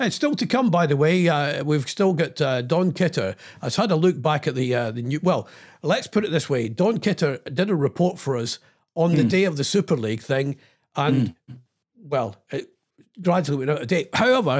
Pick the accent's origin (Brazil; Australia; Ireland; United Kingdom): United Kingdom; And I think this is what I love being British.